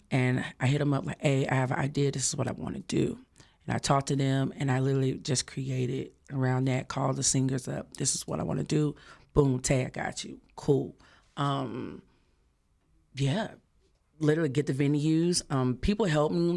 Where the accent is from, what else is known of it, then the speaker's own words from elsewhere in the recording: Dallas, Texas, United States; I'm from Dallas, Dallas, Texas, Oak Cliff